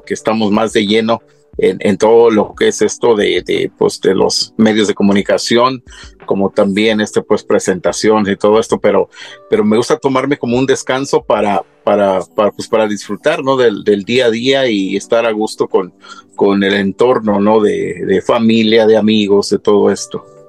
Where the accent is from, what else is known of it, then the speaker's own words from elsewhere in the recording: Tacámbaro, Michoacán, Mexico; moved away; soy originario de Michoacán